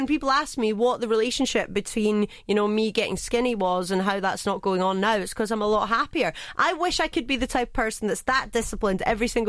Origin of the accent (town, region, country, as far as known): Scotland, United Kingdom; now in Dubai, United Arab Emirates